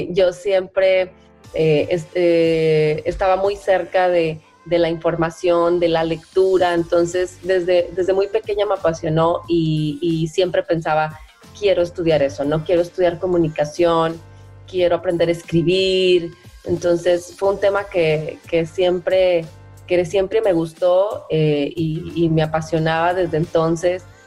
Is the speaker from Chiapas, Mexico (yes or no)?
no; Veracruz, Mexico; moved away as an adult; now in Monterrey, Mexico; soy de Veracruz, del estado de Veracruz, originaria, pero ya muchos años viviendo